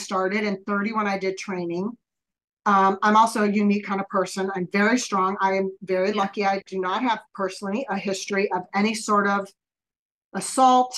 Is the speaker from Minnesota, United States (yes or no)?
no; Northern California, United States; my hometown in Northern California